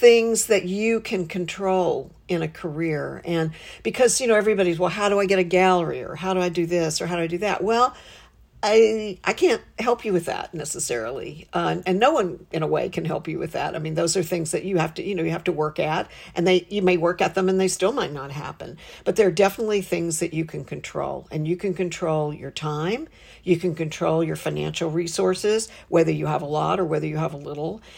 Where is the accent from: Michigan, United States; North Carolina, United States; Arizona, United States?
North Carolina, United States; Western; moved away as an adult; also born or lived in Charlotte, North Carolina / New York; I'm from Western North Carolina.